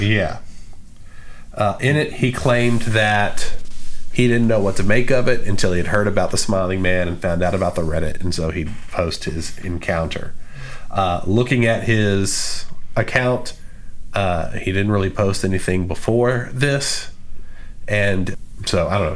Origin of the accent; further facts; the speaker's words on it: Texas, United States; we're from Texas